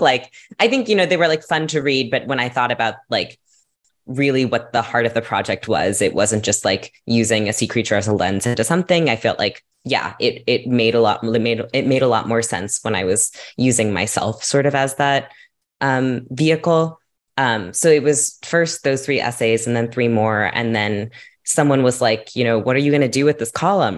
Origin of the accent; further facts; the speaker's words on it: California, United States; I grew up in California